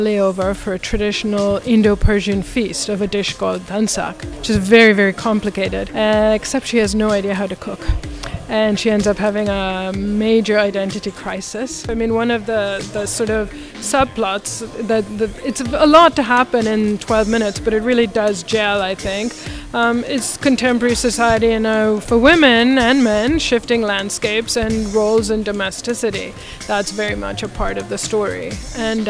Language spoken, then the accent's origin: English; India; moved away; I grew up in India